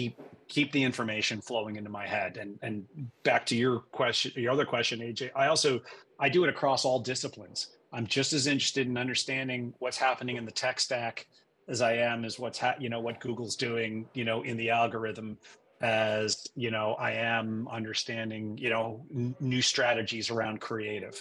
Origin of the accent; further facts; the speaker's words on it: Western Massachusetts, United States; moved away as an adult; also born or lived in New York City / San Francisco Bay Area / Boston / New York tri-state area; now in Connecticut, United States; I was born in New York City, but my parents decided to raise me in the country, so to speak. So we moved to Western Massachusetts. I grew up there